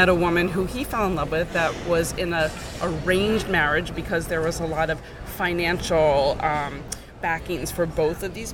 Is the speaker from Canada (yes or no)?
no; New York, United States; that's where I grew up, in Soho, Greenwich Village, Lower East Side